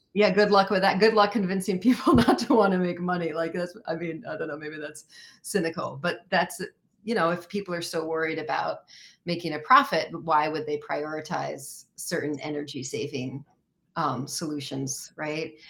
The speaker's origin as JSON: {"language": "English", "country": "United States", "said": "I am American and I live in this country."}